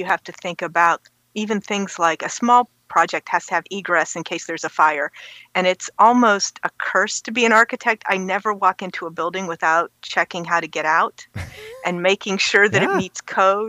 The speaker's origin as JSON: {"language": "English", "town": "Youngstown", "region": "Ohio", "country": "United States", "tie": "born or raised there", "also_born_or_lived": "Chicago, Illinois / Madison, Wisconsin / Starkville, Mississippi / Baltimore, Maryland", "moved": "yes", "lives_now": "Columbus, United States", "said": "Well, I grew up in Youngstown, which is halfway between Cleveland and Pittsburgh."}